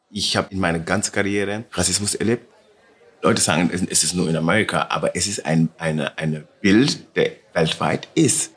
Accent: Senegal; German is a second language; also born or lived in Milan / Paris; now in Munich, Germany; meine Heimat und meine richtige, richtige Zuhause ist in Senegal, bei meiner Mama

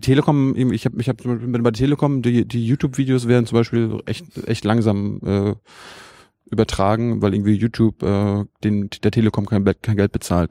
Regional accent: Mecklenburg-Vorpommern, Germany; Ich komme aus Mecklenburg, da haben wir, äh, wenn ich da zu Hause bin

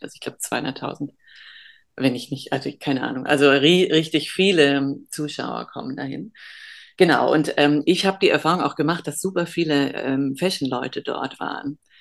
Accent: Germany; ich bin halb Holländer, aber in Deutschland geboren

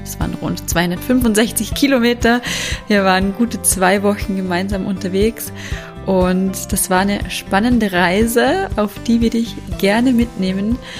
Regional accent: Vorarlberg, Austria; accent: Vorarlberger Dialekt; Also ich komme ja aus Vorarlberg

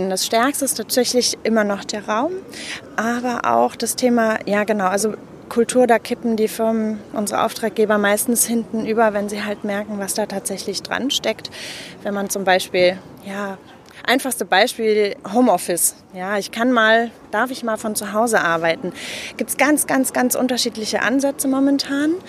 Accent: Munich, Bavaria, Germany; now in Cologne, Germany; ich bin gebürtige Münchnerin. In Köln im Exil lebe ich seit zehn Jahren.

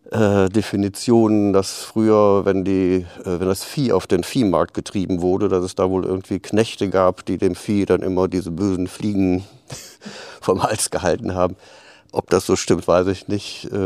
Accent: Aachen, North Rhine-Westphalia, Germany; born there; accent: Rhenish; Ich komme aus Aachen gebürtig, Rheinländer. Das hört man auch noch ein bisschen an dem rheinischen Singsang.

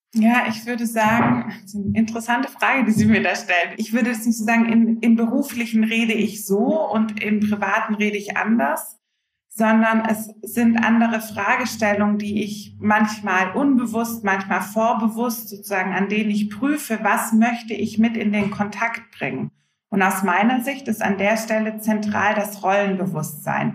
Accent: Swabia, near Stuttgart, Baden-Württemberg, Germany; moved away as an adult; now in Hamburg, Germany; Ganz ursprünglich bin ich aus dem Schwabenland, aus der Nähe von Stuttgart und wohne jetzt seit knapp zwölf Jahren in schönen Hamburg mit meiner Familie

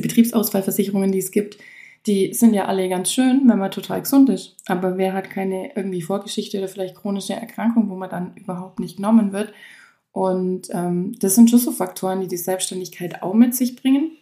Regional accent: Kleinwalsertal, Vorarlberg, Austria; also born or lived in Allgäu, Germany; eigentlich komme ich aus dem kleinen Walsertal aus Österreich, aber mein Salon ist im Allgäu

